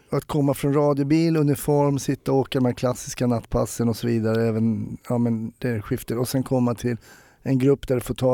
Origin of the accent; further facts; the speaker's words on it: Farsta, Stockholm County, Sweden; där jag är uppvuxen helt enkelt. Och, ja, på mammas gata. Farsta hade ju